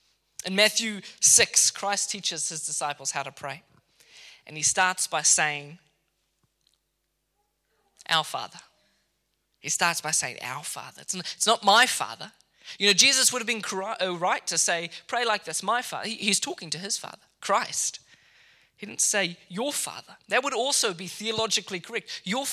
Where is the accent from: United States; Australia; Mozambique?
Mozambique; now in Kenya; When I lived in Kenya, I was educated in Kenya after growing up in Mozambique. I went to a boarding school there for a number of years.